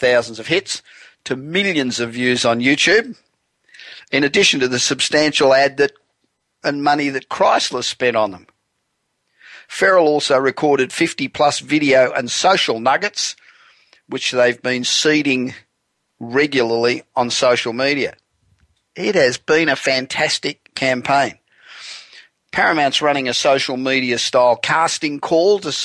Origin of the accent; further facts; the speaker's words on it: Australia; now in Los Angeles, United States; being Australian but not having been there for one hell of a long time